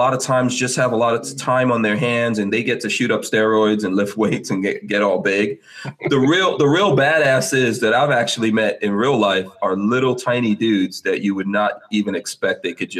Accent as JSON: {"language": "English", "country": "Guyana", "tie": "born or raised there", "said": "I'm from Guyana. I was born in Guyana, which is in South America."}